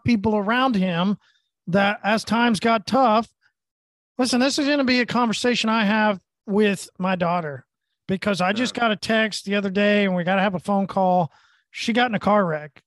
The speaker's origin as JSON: {"language": "English", "town": "Tulsa", "region": "Oklahoma", "country": "United States", "said": "I'm from Oklahoma and Tulsa."}